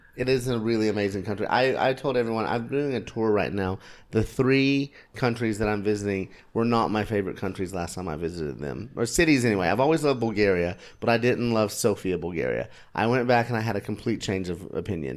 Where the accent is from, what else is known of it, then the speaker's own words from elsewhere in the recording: United States; being an American